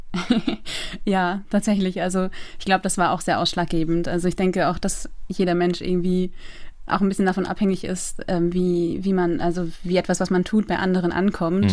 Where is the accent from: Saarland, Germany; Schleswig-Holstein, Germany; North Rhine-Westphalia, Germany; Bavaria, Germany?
Schleswig-Holstein, Germany; Eckernförde; moved away as an adult; also born or lived in Loose, near Eckernförde / Rostock; now in Berlin, Germany; ich bin in Eckernförde aufgewachsen. Also geboren bin ich in Lose in der Nähe von Eckernförde